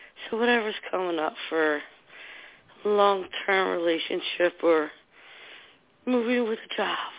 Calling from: New Jersey, United States; from New Jersey.

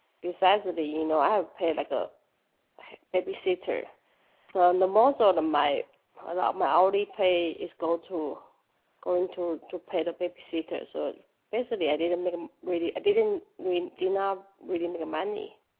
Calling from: Dallas, Texas, United States; I'm calling from Dallas, Texas.

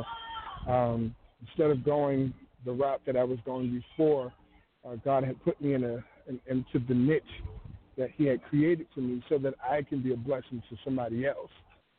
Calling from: Tallahassee, Florida, United States; I'm calling from Tallahassee, Florida.

